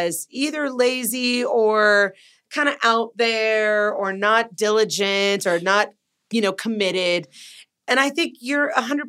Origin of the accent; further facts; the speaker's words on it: Los Angeles, California, United States; moved away; being from there, and it sounds like I'm bagging on my hometown